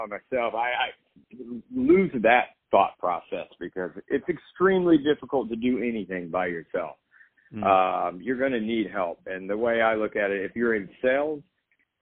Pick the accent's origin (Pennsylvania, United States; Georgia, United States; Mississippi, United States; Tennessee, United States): Tennessee, United States; Nashville; moved away as an adult; now in Los Angeles, United States; I grew up in Nashville, Tennessee